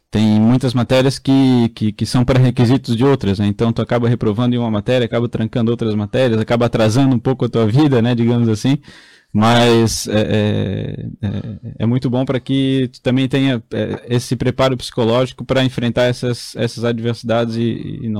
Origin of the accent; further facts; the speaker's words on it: Blumenau, Santa Catarina, Brazil; Sou de Blumenau, nascido e criado em Blumenau.